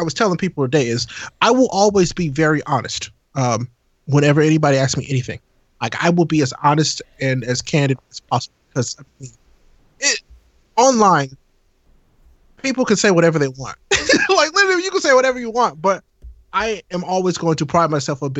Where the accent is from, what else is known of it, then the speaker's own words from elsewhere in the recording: St. Louis, Missouri, United States; I'm from St. Louis